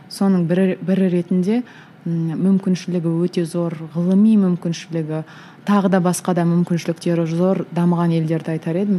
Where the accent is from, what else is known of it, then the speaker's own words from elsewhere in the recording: Kazakhstan; қазақ болғаным үшін